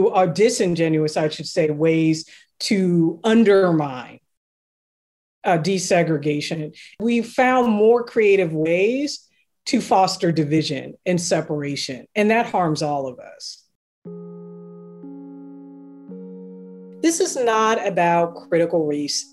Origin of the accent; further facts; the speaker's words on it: Seattle, Washington, United States; I'm from Seattle